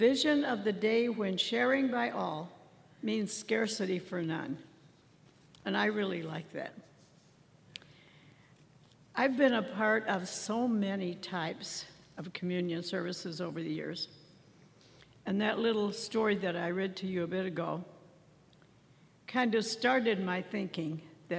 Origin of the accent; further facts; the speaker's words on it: Southern Illinois, United States; Growing up in Southern Illinois, I went to the Christian church